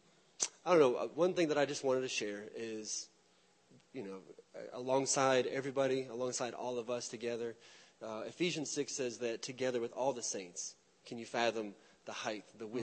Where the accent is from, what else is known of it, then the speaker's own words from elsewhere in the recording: Michigan, United States; also born or lived in Alabama; now in Memphis, United States; We've lived here in the Memphis area for about 6 years. We moved here from Alabama. Very much like Derek, we've moved around. I'm originally from Michigan.